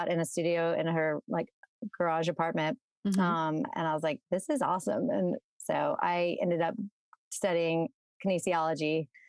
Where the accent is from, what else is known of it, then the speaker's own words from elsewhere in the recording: Baton Rouge, Louisiana, United States; moved away as an adult; also born or lived in Austin, Texas; now in Jackson, Mississippi, United States; So I grew up in Baton Rouge, Louisiana, not far from Jackson, where my husband's from. Grew up in Baton Rouge, stayed there until college, and I went to UT, University of Texas in Austin, for college. Louisiana girl.